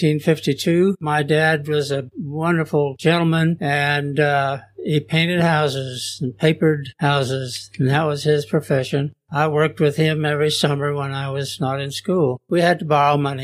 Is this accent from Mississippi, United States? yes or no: no; Seattle, Washington, United States; born in 1930 in Seattle, Washington, the beautiful city of Seattle